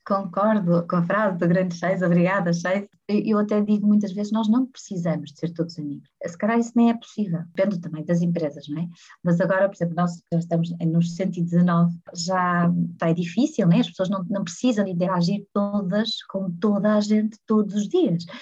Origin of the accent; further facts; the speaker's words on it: Porto, Norte, Portugal; nascida e criada no Porto